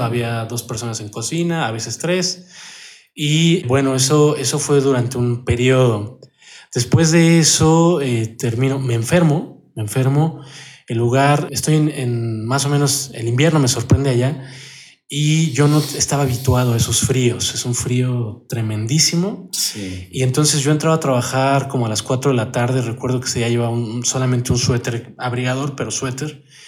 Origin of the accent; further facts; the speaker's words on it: Mexico City, Mexico; Soy de la Ciudad de México, del norte de la ciudad, cerca de la Basílica de Guadalupe